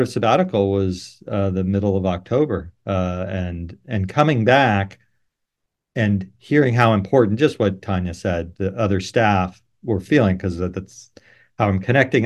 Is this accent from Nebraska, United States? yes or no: no; San Francisco, California, United States; I grew up in San Francisco